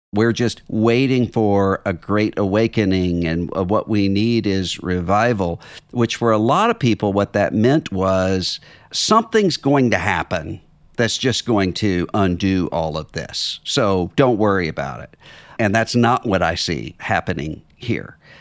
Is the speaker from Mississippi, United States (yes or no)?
yes; Mississippi, United States; my home state